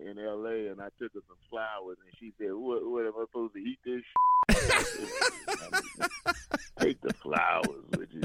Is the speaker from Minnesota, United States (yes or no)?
no; Chicago, Illinois, United States; I grew up in Chicago